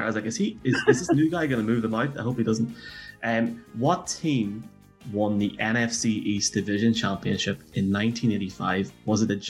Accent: Ireland; accent: Irish

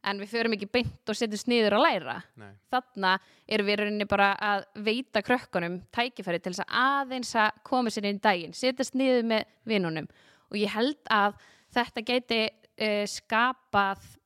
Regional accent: Garðabær, Capital Region, Iceland; also born or lived in Reykjavík / Hafnarfjörður; ég er sem sagt uh, ólst upp í Garabæ

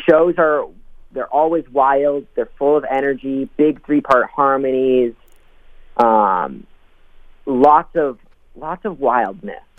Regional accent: Rochester, Minnesota, United States; moved away as an adult; now in Minneapolis, United States; I'm a Rochester kid. So I moved up to Minneapolis about eight years ago now when I graduated high school.

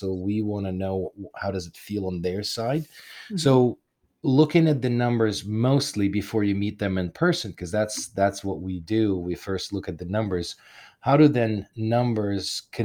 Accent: Kharkiv, Kharkiv Oblast, Ukraine; moved away; that's my hometown. But that's my hometown. Like, that's where I was born

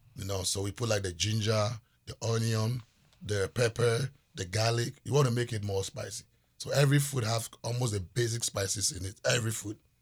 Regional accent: Volta, Ghana; also born or lived in Seattle; I was raised in the Volta region

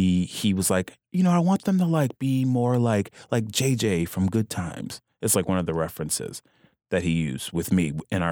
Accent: Louisiana, United States; I'm from Louisiana.

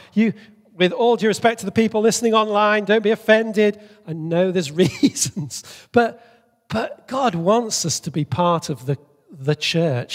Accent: Bolivia; moved away; I grew up in Bolivia

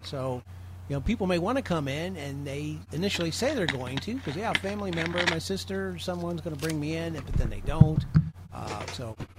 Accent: Belleville, Illinois, United States; moved away; relocated back to my hometown of Belleville, Illinois

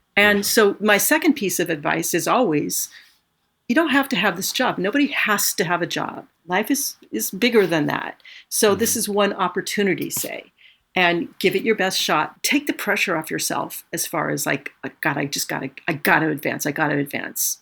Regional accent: California, United States; moved away as an adult; now in New York, United States; I grew up in California. I didn't want to live in New York

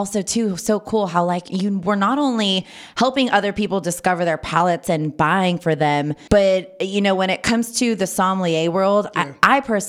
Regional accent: Napa Valley, California, United States; being born and raised in Napa Valley specifically.

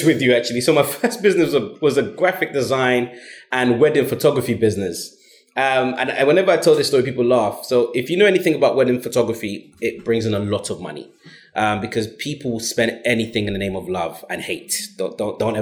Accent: London, United Kingdom; I grew up in South London, Brixton and Stockwell

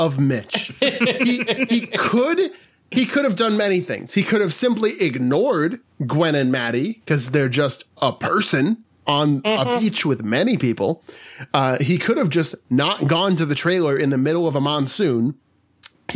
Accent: Wisconsin, United States; I'm from Wisconsin

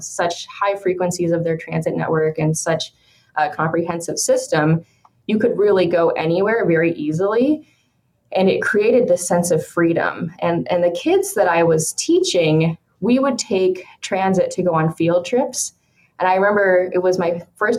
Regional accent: Billings, Montana, United States; moved away as an adult; also born or lived in Minnesota / Washington, D.C.; now in Sacramento, United States; I grew up in Billings, Montana

